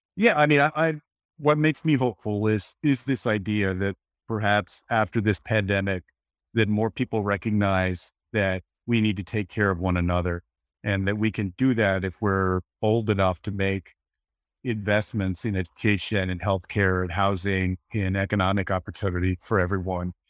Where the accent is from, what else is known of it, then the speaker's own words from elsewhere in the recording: Texas, United States; my home state of Texas